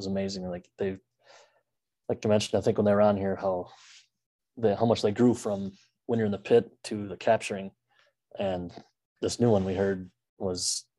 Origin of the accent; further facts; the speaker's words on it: Wisconsin, United States; I said I was from Wisconsin.